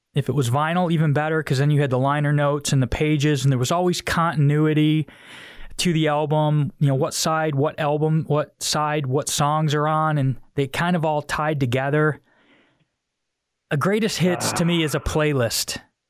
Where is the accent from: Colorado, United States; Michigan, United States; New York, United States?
New York, United States; Auburn; I'm from Section 3. Up the road in Auburn.